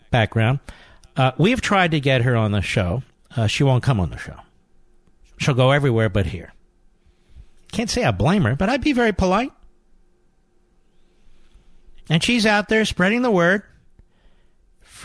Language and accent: English; Philadelphia, Pennsylvania, United States; moved away; I want to say hello to my fellow Philadelphians